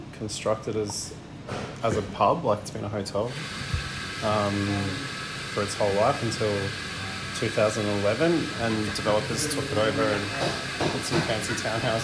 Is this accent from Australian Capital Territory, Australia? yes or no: yes; Canberra, Australian Capital Territory, Australia; also born or lived in Edinburgh; now in Melbourne, Australia; I'm from Canberra originally.